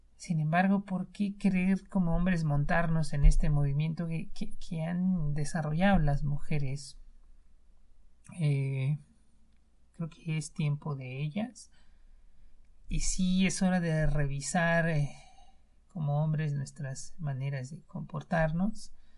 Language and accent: Spanish; Mexico; en México, en mi país